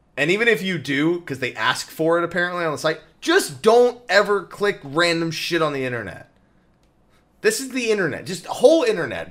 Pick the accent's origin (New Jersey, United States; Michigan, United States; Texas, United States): New Jersey, United States; I'm from Jersey.